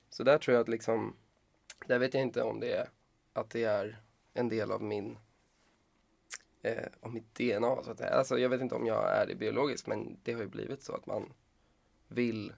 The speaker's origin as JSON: {"language": "Swedish", "town": "Stockholm", "region": "Stockholm County", "country": "Sweden", "tie": "born or raised there", "said": "jag är uppväxt i Bromma"}